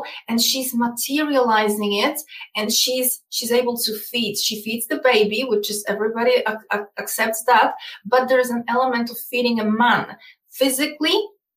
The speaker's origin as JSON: {"language": "English", "country": "Poland", "second_language": "English", "moved": "yes", "said": "I come from Eastern Europe. I come from Poland specifically"}